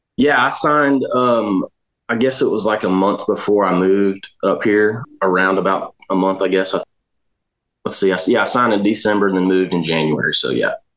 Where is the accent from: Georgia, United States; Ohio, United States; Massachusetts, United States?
Georgia, United States; Dallas; now in Nashville, United States; I'm from Dallas, Georgia. It's about um, 40 minutes northwest of Atlanta